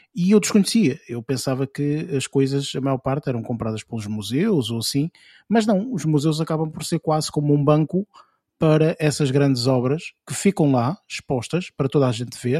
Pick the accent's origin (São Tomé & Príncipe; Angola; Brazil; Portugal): Portugal; como portugueses